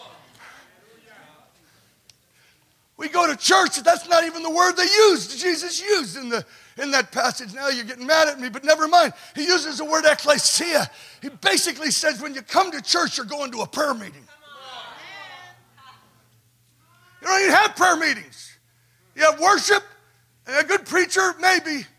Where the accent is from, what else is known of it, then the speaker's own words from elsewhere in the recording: California, United States; I'm from California